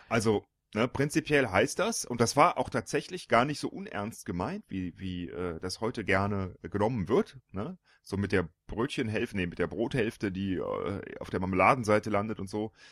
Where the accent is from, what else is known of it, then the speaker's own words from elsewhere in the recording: Panama; born there; Ich bin geboren in der Kanalzone.